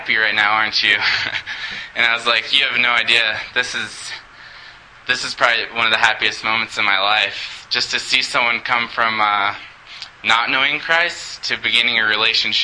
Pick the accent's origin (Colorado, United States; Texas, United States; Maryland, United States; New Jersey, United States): Colorado, United States; Montrose; I was born and raised in Montrose